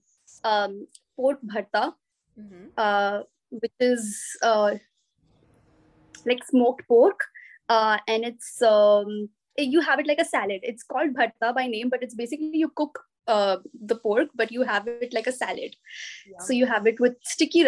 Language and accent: English; Tripura, India; I'm from Tripura